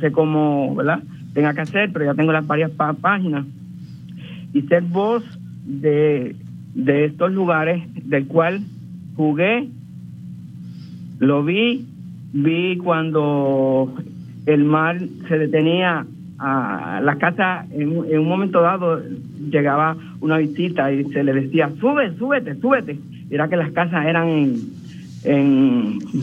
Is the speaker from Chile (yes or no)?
no; Cataño, Puerto Rico; now in Orlando, United States; yo nací ahí, yo nací en Juanamato, Cataño